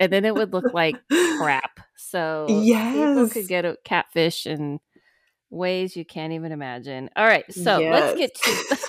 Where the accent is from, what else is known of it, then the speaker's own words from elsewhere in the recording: Ohio, United States; Okay, so I grew up in Ohio in the house of parents.